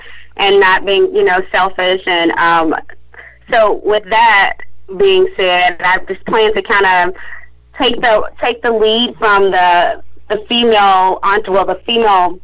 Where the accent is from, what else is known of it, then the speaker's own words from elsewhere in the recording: Birmingham, Alabama, United States; moved away as an adult; now in Savannah, United States; I am from Birmingham, Alabama. I moved from Birmingham, Alabama